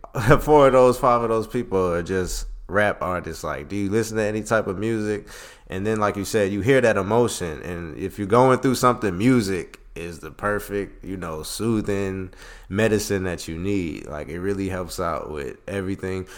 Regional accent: Philadelphia, Pennsylvania, United States; me being from Philly

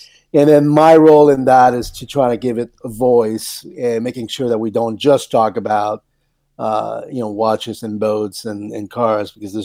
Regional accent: Canada; moved away as an adult; also born or lived in Paris, France; now in Newport Beach, United States; I was born in Paris and then raised in Canada. And then I came to the U.S. in the early 80s

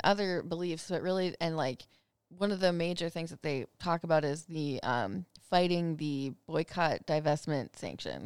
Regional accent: Minnesota, United States; I'm from Minnesota

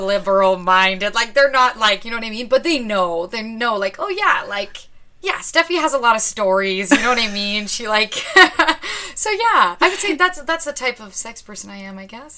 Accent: Ottawa, Ontario, Canada; moved away; I grew up in Ottawa, so my whole family's there

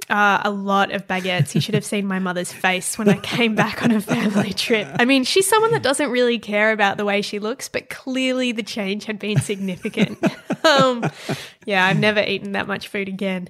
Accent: Perth, Western Australia, Australia; also born or lived in Paris; I grew up in Perth in Western Australia.

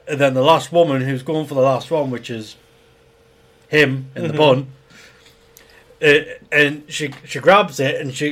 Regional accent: United Kingdom; we're British

